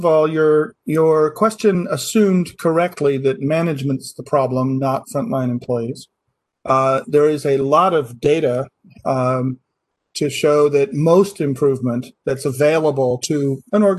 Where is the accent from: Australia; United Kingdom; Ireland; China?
United Kingdom; Scotland; moved away as an adult; also born or lived in Baltimore, United States; now in Massachusetts, United States; I grew up in Scotland. I'm half British. I did my university over there